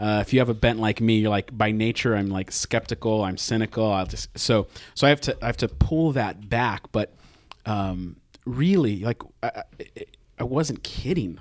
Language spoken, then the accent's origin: English; United States; as an American